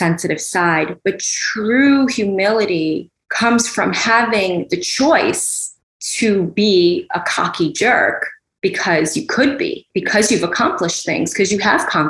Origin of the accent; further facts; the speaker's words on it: New York City, New York, United States; growing up in New York City